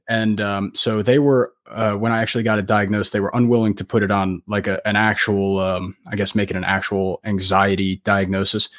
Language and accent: English; New Jersey, United States; I am from New Jersey, um, United States